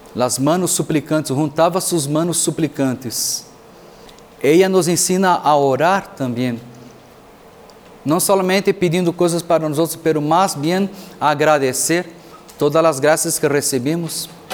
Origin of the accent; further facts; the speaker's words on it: Brazil; moved away as an adult; also born or lived in Mexico; now in Tlajomulco, Mexico; sou de Brasil, sacerdote e missioneiro